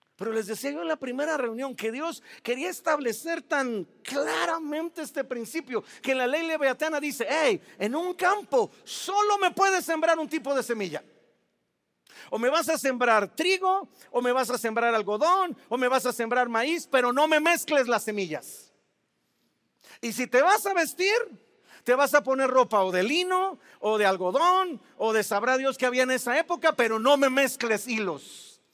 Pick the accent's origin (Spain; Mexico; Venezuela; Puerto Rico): Mexico; Veracruz; Yo soy jarocho